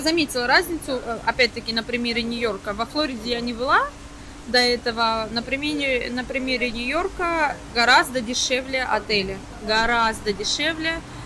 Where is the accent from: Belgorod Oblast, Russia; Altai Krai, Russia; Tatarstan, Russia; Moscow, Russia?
Belgorod Oblast, Russia; now in Cyprus; я из Белгородской области